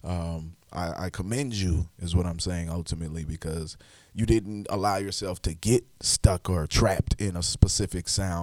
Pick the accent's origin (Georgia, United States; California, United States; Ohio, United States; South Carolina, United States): South Carolina, United States; Charleston; now in Charlotte, United States; I'm from South Carolina originally. I'm from Charleston, South Carolina myself.